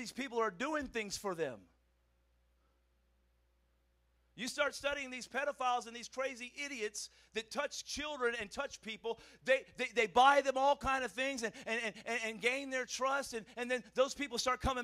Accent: United States; I'm American

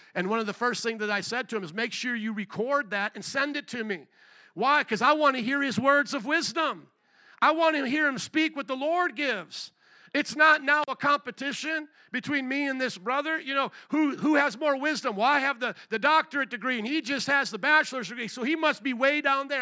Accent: Indiana, United States; moved away as an adult; also born or lived in New Orleans, Louisiana; now in Chicago, United States; was born and raised in Indiana to 18, went to Bible college in New Orleans, and then pastored there

